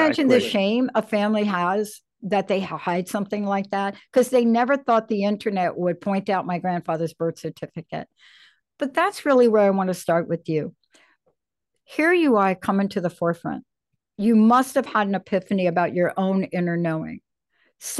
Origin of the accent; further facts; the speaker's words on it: New York City, New York, United States; I'm a kid that grew up in the projects in the Bronx